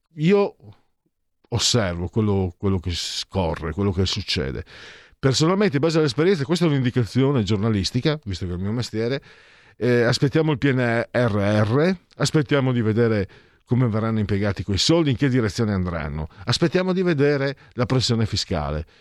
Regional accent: Venice, Veneto, Italy; dalle mie parti

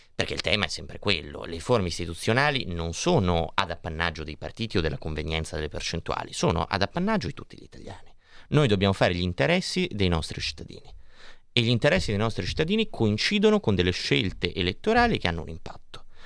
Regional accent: Milan, Lombardy, Italy; Noi che siamo di Milano

